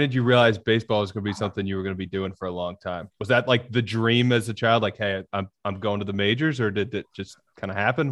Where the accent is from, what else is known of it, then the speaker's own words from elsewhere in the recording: Birmingham, Alabama, United States; also born or lived in Long Island, New York; I was born in New York on Long Island. My bunch of my family still lives up there. So I grew up in Birmingham